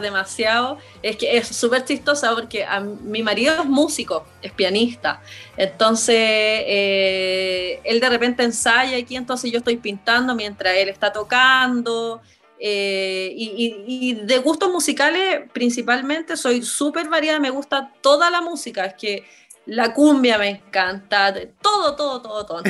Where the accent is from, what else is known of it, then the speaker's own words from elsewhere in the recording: Hualpén, Biobío, Chile; also born or lived in Talcahuano / Concepción; Nací en Talcahuano, en el Hospital Higueras, eh, viví mi infancia chiquitita siempre en Hualpén, porque mis abuelos eran de Hualpén. Entonces, no vivía con ellos, yo vivía acá en Concepción